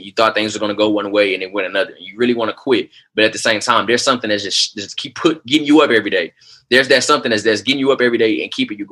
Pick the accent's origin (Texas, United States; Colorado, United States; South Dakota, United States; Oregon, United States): Texas, United States; Houston; moved away as an adult; now in Oklahoma City, United States; I didn't understand why I had to move to Oklahoma City. You know, I'm coming from Houston, Texas